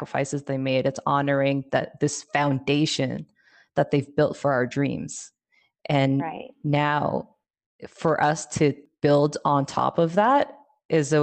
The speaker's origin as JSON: {"language": "English", "region": "California", "country": "United States", "tie": "born or raised there", "also_born_or_lived": "Oakland, California / Manila, Philippines", "first_language": "Tagalog", "second_language": "English", "said": "from the age of 4 on, I was pretty much California raised"}